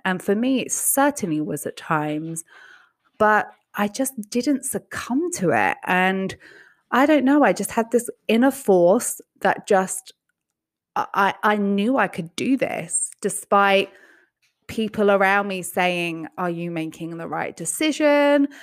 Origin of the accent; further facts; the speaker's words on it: England, United Kingdom; now in United States; growing up in England where healthcare was never something you just had to worry about